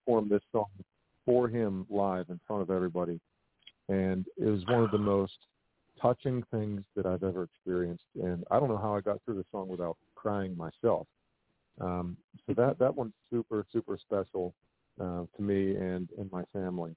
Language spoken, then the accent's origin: English; Pittsburgh, Pennsylvania, United States; my hometown community